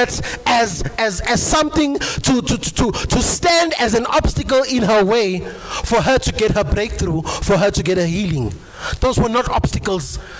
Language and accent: English; Eastwood, South Africa; moved away; the church that I come from back home in my hometown where I was born and bred, the name of the church, it's a local assembly, it's called Eastwood Philadelphia